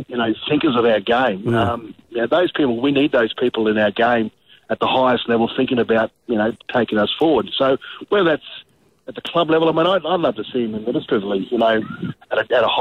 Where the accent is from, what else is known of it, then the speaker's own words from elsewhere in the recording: Queensland, Australia; being a Queenslander